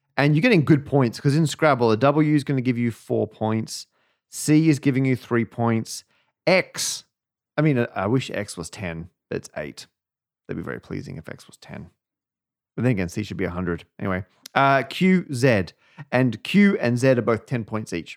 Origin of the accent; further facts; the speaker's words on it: Perth, Western Australia, Australia; now in United Kingdom; the suburb where I was born in Australia